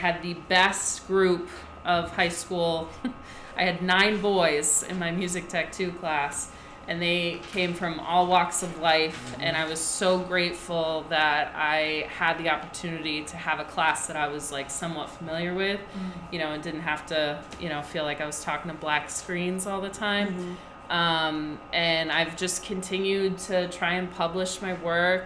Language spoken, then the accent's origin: English; Cape Cod, Massachusetts, United States; also born or lived in Rhode Island / New York; I grew up on the Cape